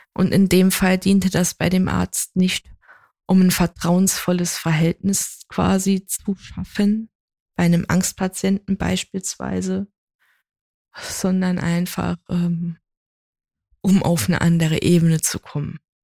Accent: Saarland, Germany; ich ja halt gebürtige Saarländerin bin

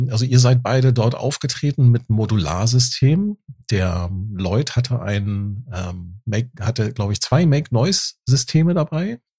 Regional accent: near Frankfurt, Hesse, Germany; Aus der Nähe von Frankfurt.

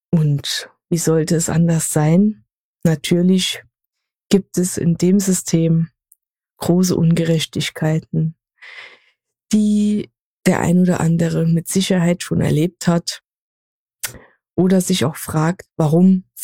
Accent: Saarland, Germany; born there; accent: Saarland; 26 Jahre, wohne in NRW und stamme gebürtig aus dem Saarland. Deswegen werdet ihr hin und wieder meinen schönen saarländischen Akzent genießen dürfen.

